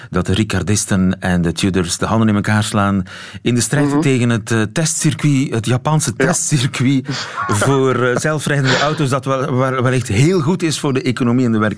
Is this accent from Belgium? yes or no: yes; Belgium; als, als Belgen